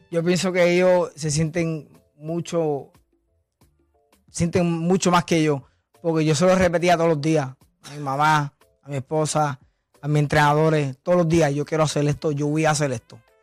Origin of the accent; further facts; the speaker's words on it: Villalba, Puerto Rico; de mi pueblo Villalpa, que soy, el primer campeón de allá